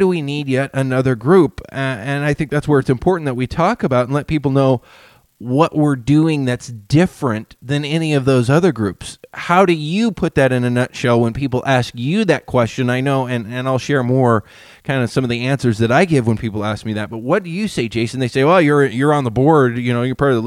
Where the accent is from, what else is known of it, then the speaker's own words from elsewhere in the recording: Whatcom County and Skagit County, Washington, United States; here in our communities where I grew up here in Whatcom County and in Skagit County